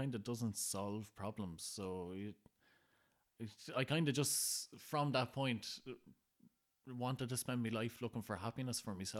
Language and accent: English; Ireland; You know, growing up in Ireland, anyone called Pa is old.